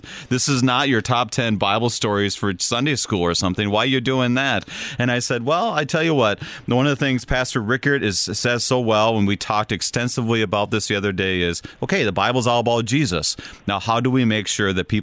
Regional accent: Minnesota, United States; accent: Minnesotan; I'm a Minnesotan

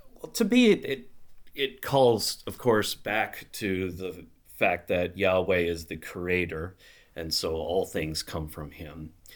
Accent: Minnesota, United States; moved away as an adult; also born or lived in Chicago / Wisconsin; now in Gurnee, United States; I'm from Minnesota originally and grew up there in a small, uh, Missouri Synod church

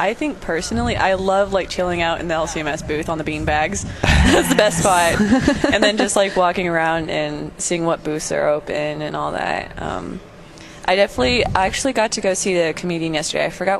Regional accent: United States; No, but I'm American

